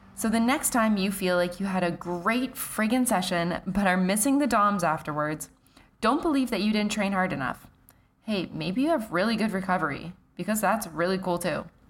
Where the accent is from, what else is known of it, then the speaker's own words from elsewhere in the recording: Canada; I'm Canadian